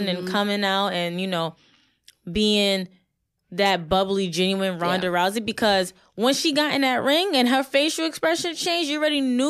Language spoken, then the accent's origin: English; Brooklyn, New York, United States; in my hometown. What up, Brooklyn?